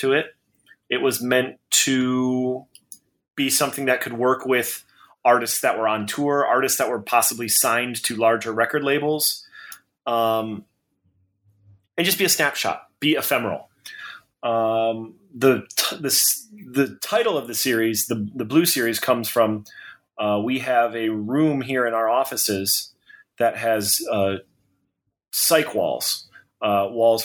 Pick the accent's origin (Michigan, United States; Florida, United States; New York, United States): Michigan, United States; Detroit; moved away as an adult; now in Nashville, United States; I was born and raised in Detroit